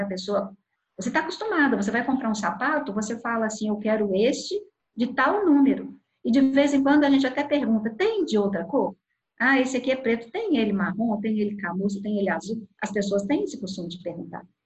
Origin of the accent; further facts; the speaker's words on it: south of Minas Gerais, Brazil; now in Belo Horizonte, Brazil; sou do sul de Minas e estou em Belo Horizonte